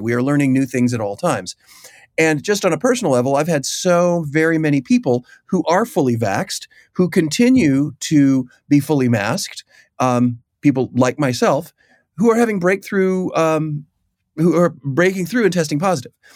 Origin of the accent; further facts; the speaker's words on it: Chicago, Illinois, United States; I've grown up in that aquarium. I am from Chicago.